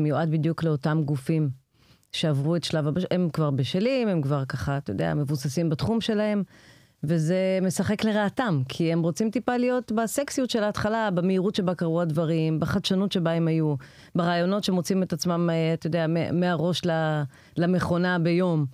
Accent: Israel

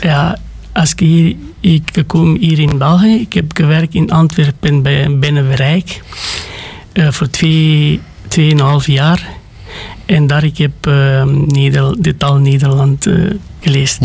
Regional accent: Sântana, Arad County, Romania; Dutch is a second language; moved away as an adult; now in Belgium; ik ben gekomen van Roemenië, van Arad, in de kleine stad van Santana, maar dat komt van de regio Arad

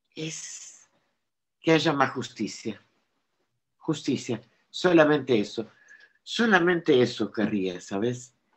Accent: Argentina; now in France; tengo la, nacionalidad francesa. Presido, tengo mis papeles en orden, pero yo soy argentina.

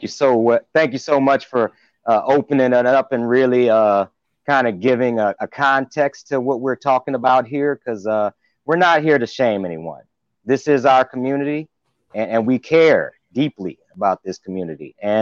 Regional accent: New Orleans, Louisiana, United States; moved away as an adult; now in Houston, United States; I migrated here from New Orleans and ended up settling down because it just wasn't economically stable enough to go back to my hometown in New Orleans.

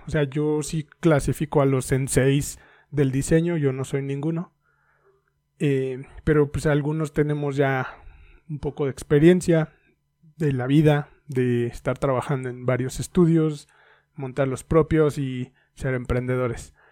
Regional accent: Mexico; Soy mexicano

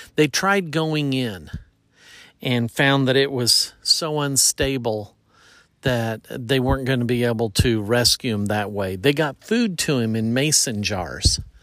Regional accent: Effingham, Illinois, United States; near where I grew up in Effingham

